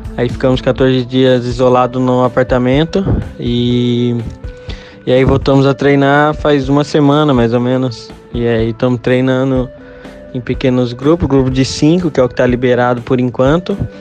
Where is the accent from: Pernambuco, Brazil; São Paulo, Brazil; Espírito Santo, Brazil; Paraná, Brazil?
Paraná, Brazil; Londrina; moved away; na minha cidade natal